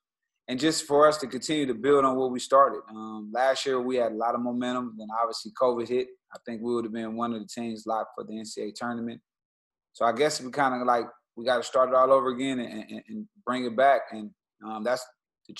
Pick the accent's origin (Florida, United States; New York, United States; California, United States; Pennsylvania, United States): California, United States; Los Angeles; also born or lived in Syracuse; I'm from South Central Los Angeles.